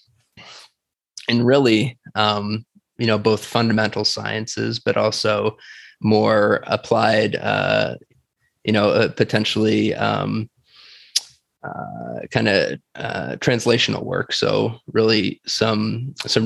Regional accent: Batavia, Illinois, United States; moved away as an adult; also born or lived in Minnesota; now in San Diego, United States; I'm originally from Illinois. So I grew up basically most of my life in a city called Batavia, Illinois, which is about 40 miles straight west from Chicago

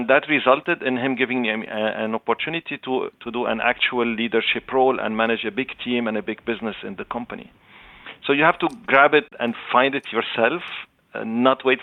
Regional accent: Canada; I am Canadian, but Lebanese origin. So I speak Arabic, French, and English.

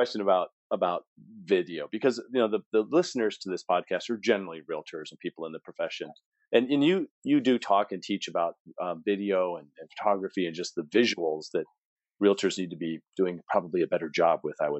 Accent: San Diego, California, United States; I grew up in San Diego.

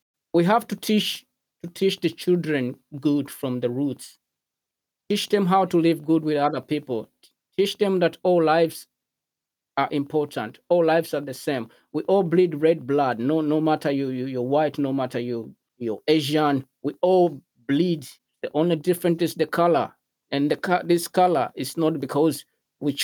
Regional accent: Malawi; English is a second language; Growing up in Malawi

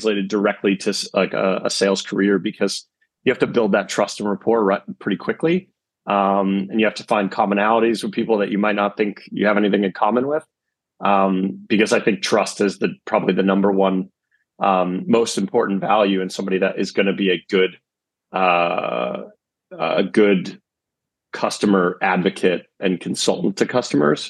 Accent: East Coast of America, United States; I'm also from the East Coast of America

